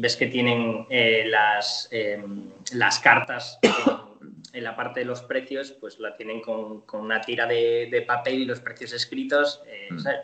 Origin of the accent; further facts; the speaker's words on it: Spain; moved away as an adult; now in Buenos Aires, Argentina; como nosotros que venimos de España